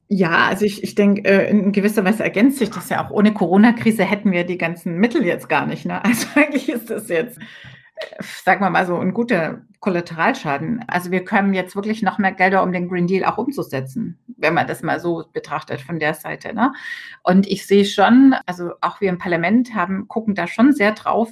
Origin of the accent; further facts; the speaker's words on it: Rhineland, Germany; bei uns im Rheinland